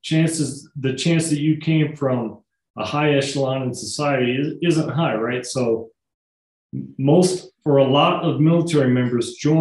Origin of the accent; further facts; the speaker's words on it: northern Missouri, United States; also born or lived in Kansas City; now in Cheyenne, United States; I was born in Kansas City, grew up kind of in northern Missouri